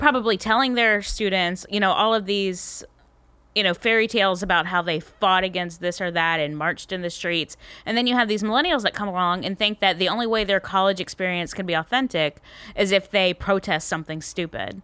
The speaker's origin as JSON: {"language": "English", "town": "Tallahassee", "region": "Florida", "country": "United States", "said": "I am from Tallahassee, Florida"}